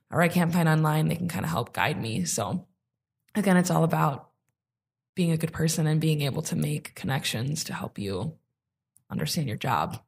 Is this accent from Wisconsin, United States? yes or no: yes; Sheboygan, Wisconsin, United States; moved away as an adult; now in Milwaukee, United States; if I would have never left Sheboygan and I would have stayed there